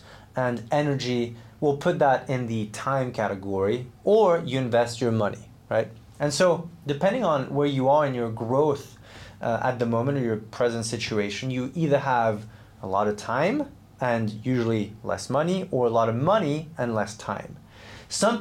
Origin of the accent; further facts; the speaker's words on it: Switzerland; I grew up in Switzerland, trained as a professional athlete